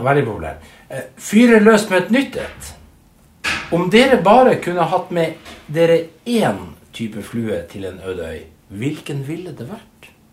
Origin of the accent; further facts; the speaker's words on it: Narvik, Nordland, Norway; moved away as an adult; now in Oslo, Norway; da jeg flytta fra Narvik, der jeg kommer fra